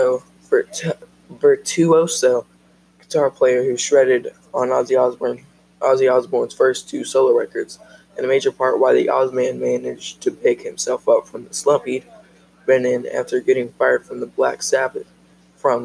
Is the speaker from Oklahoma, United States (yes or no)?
yes; Oklahoma, United States; also born or lived in Wynnewood, Oklahoma; I'm from Oklahoma